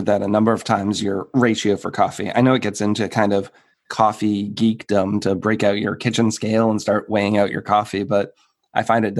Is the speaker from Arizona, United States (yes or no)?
no; Massachusetts, United States; I grew up in Massachusetts